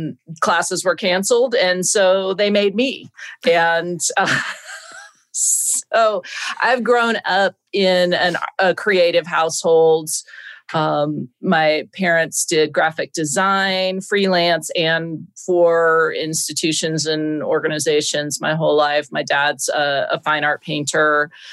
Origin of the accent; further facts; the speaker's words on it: Tallahassee, Florida, United States; also born or lived in Miami, Florida; I was born in Miami, Florida, and I grew up in Tallahassee.